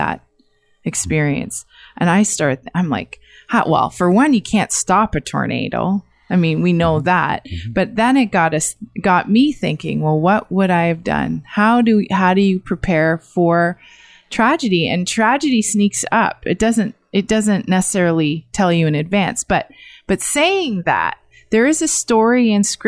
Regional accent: Canada

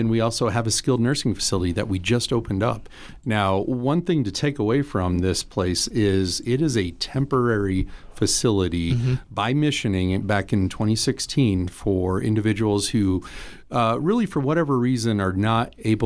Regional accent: Fremont County, Wyoming, United States; moved away as an adult; also born or lived in eastern US; Fremont County native. Happy to be back in my old stomping grounds after 15 years out east.

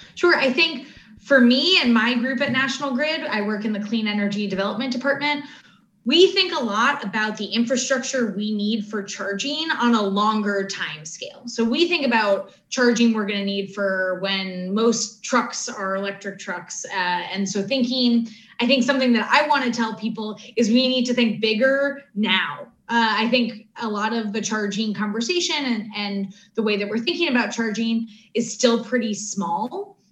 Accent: United States; also born or lived in Latin America / Africa; as an American

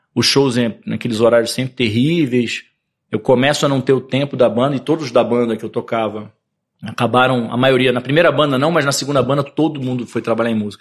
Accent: Rio de Janeiro, Brazil; Nasci no Rio de Janeiro. Na época, meus pais eram bem ciganos, assim. Minha mãe mudou, acho que umas nove vezes de apartamento no Rio. Mas entre esses nove endereços, eu comecei em Copacabana

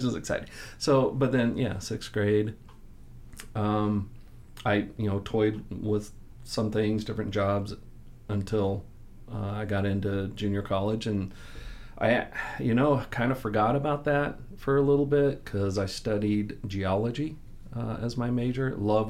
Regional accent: Southern California, United States; also born or lived in Kansas City; Well, born in Kansas City, 3.5 years old, we moved out to Southern California, and then that's where I was raised.

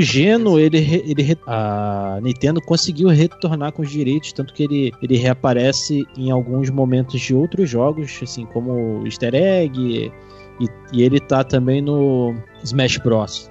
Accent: Rio de Janeiro, Brazil; moved away; eu sou lá do Rio de Janeiro

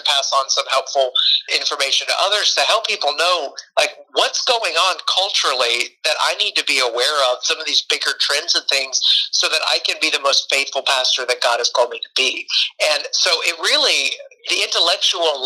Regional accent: Middle Tennessee, United States; also born or lived in Romania; I grew up in Middle Tennessee

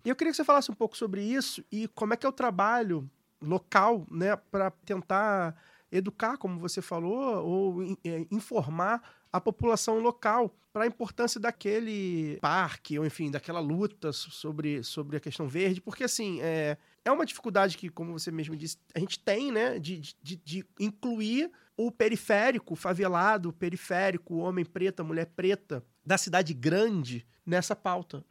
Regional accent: Rio de Janeiro, Brazil; onde eu nasci fui criado, de Maria da Graça

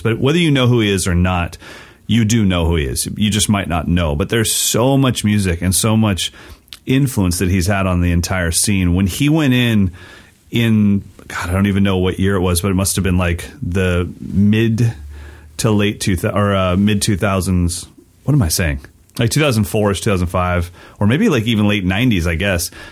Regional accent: West Coast, United States; I'm a West Coast kid that's not growing up in Philly.

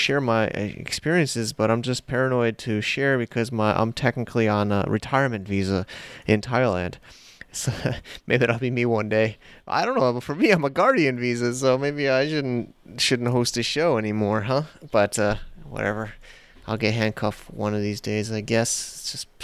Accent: United States; accent: American; my American accent

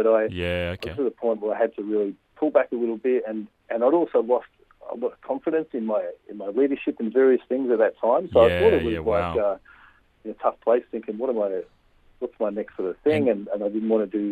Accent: Australia; also born or lived in Glasgow, Scotland; now in Melbourne, Australia; I've grown up in Australia most of my life. I was born in Glasgow, Scotland, and was 6 years old when we came to Australia, so pretty much grown up here.

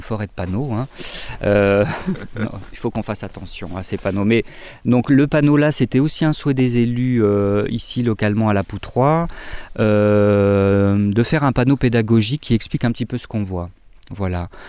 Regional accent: Grenoble, Auvergne-Rhône-Alpes, France; De Giromanie, de Grenoble

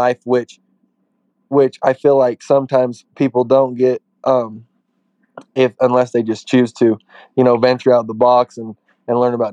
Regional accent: Payson, Utah, United States; I'm 23 years old and I'm from Payson, Utah, just right outside of Spanish Fork, Utah

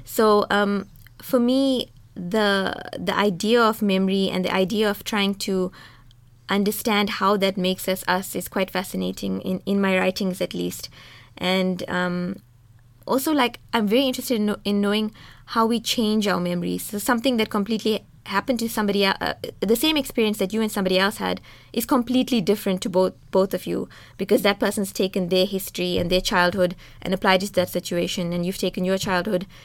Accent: South Africa; I'm a South African woman, I'm a Muslim woman, I'm an Indian woman

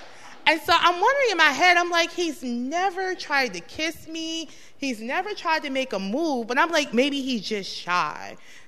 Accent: Chicago, Illinois, United States; my family, we're from Chicago, but they originated from Cuba.

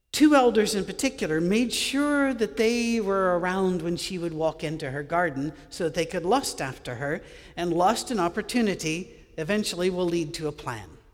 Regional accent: Scottish Highlands, Scotland, United Kingdom; I grew up with Gaelic in Scotland, uh, on, in the Highlands

